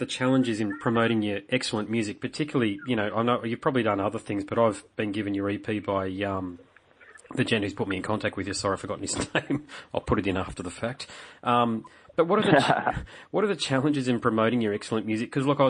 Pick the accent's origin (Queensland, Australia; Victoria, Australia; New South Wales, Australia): Queensland, Australia; Sunshine Coast; Look, I'm from the Sunshine Coast